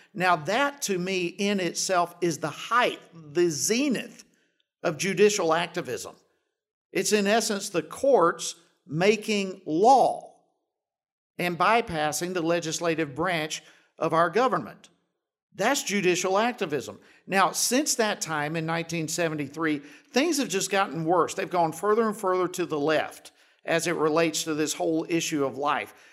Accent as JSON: {"language": "English", "region": "Georgia", "country": "United States", "tie": "born or raised there", "said": "My home state of Georgia"}